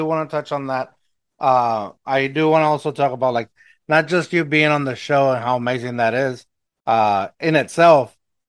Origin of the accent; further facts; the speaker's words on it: Eagle Pass, Texas, United States; accent: Mexican; Where I grew up in Eagle Pass, it's a border town, yes, where it's mostly Hispanic, mostly Mexican American